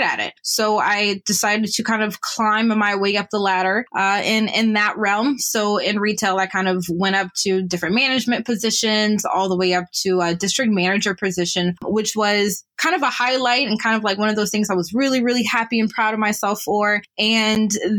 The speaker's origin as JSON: {"language": "English", "town": "Atlanta", "region": "Georgia", "country": "United States", "tie": "born or raised there", "also_born_or_lived": "Ohio / Orlando, Florida", "moved": "as an adult", "lives_now": "Canada", "said": "born in Ohio, grew up in Orlando, family moved to Atlanta a little after that, grew up there"}